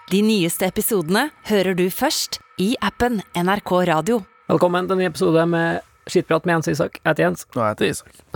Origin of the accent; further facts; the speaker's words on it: Greenland; Der jeg kommer fra, setter du fram sådd.